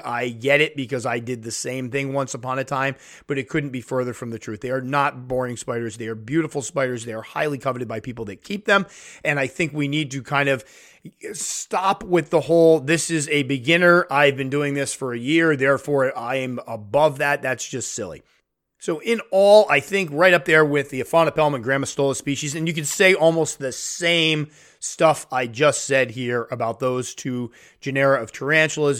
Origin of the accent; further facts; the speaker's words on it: United States; in my home country